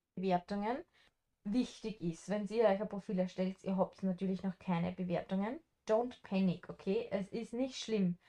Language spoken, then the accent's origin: German; Austria; moved away; wir sind aus Österreich